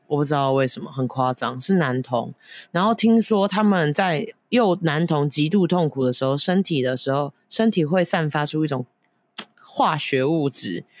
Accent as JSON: {"language": "Chinese", "country": "Taiwan", "moved": "yes", "said": "我去年不是有那个返乡就回台湾吗"}